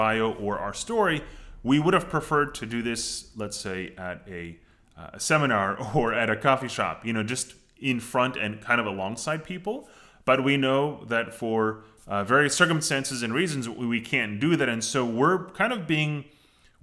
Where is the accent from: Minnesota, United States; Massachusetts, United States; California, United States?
California, United States; Los Angeles; I was born and raised in Los Angeles